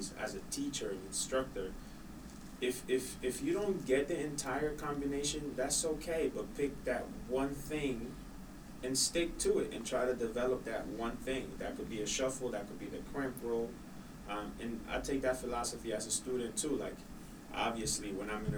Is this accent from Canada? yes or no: no; Honduras; moved away; I'm born and raised in Honduras